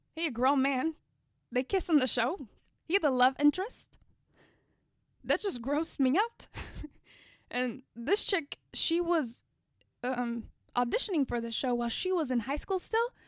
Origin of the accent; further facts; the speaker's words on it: United States; I am Black American. I'm not African American. I'm not from Africa